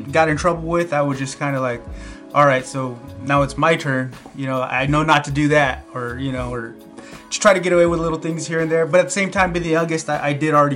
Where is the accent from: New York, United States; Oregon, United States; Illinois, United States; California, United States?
California, United States; Visalia; Born and raised here in Visalia, California